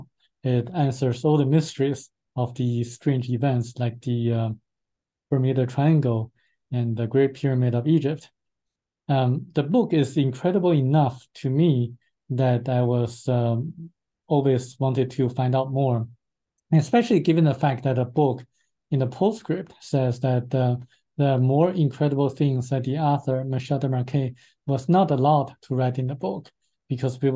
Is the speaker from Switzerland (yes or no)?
no; Beijing, China; I was born in Beijing, China, about 45 years ago